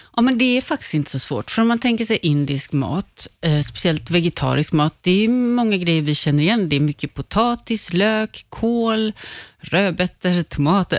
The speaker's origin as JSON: {"language": "Swedish", "area": "Tjörn", "region": "Västra Götaland", "country": "Sweden", "tie": "born or raised there", "also_born_or_lived": "Lahore, Pakistan", "moved": "yes", "said": "jag är uppvuxen på Körn på västkusten"}